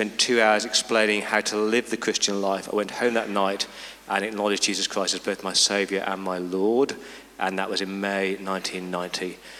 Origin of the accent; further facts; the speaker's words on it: Coventry, West Midlands, United Kingdom; I was born in Coventry in the UK, youngest of three kids